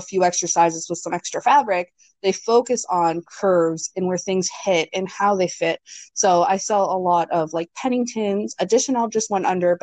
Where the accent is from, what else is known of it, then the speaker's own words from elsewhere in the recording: Ontario, Canada; also born or lived in Greater Toronto Area; now in New Brunswick, Canada; I'm not originally from New Brunswick. I'm from Ontario. I used to live in the GTA.